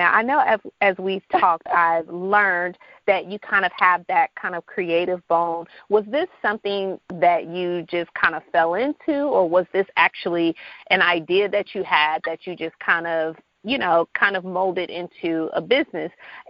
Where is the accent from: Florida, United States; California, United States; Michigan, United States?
Michigan, United States; Detroit; now in Atlanta, United States; we're actually born and raised in Detroit, Michigan.